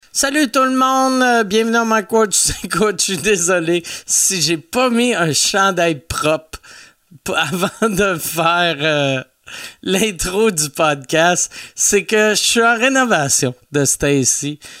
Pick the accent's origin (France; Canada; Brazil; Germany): Canada; Quebec City, Quebec; je viens de Loretteville